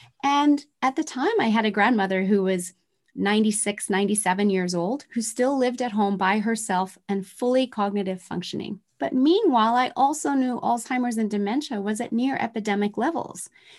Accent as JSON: {"language": "English", "region": "Tokyo", "country": "Japan", "tie": "born or raised there", "said": "I grew up in Tokyo, Japan in the 1970s, where manufacturing plants were spewing toxins."}